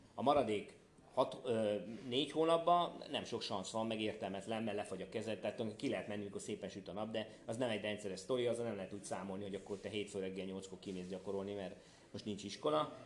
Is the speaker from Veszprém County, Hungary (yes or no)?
yes; Tihany, Veszprém County, Hungary; also born or lived in Budapest; now in Tihany, Hungary; én ugye Tihanyba születtem, tehát én oda valósi vagyok, aztán fölköttem Pestre